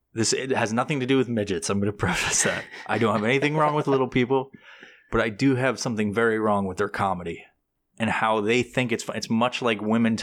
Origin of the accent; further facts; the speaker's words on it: New York, United States; I'm from New York originally, but I haven't been back in so many fucking years.